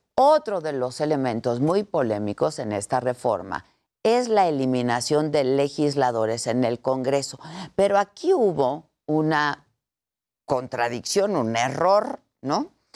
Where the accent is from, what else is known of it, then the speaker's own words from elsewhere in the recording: Mexico; como ciudadanos, como mexicanos